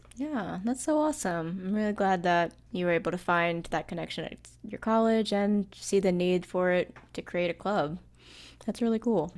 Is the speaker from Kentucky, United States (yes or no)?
yes; Kentucky, United States; also born or lived in Fujian, China; I grew up in a very small town in Kentucky